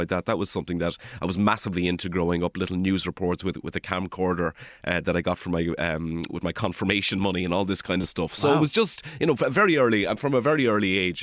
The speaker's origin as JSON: {"language": "English", "town": "Kilmuckridge", "region": "Leinster", "country": "Ireland", "also_born_or_lived": "Dublin", "moved": "as an adult", "lives_now": "Glasgow, United Kingdom", "said": "I'm originally from Kilmuckridge"}